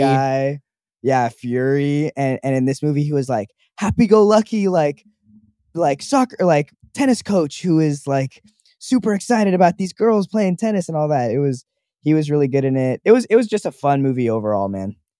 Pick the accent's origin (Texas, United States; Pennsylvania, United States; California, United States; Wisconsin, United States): California, United States; Los Angeles; I was born at Cedar Sinai